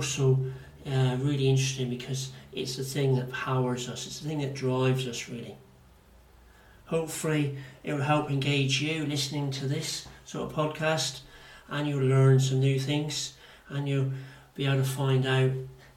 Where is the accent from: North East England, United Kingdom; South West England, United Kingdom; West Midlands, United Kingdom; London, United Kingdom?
South West England, United Kingdom; Plymouth; accent: Devonshire accent / Janner; they can hear the Devonshire accent or the Janner in me. That's what it's called. So I'm quite proud of my accent.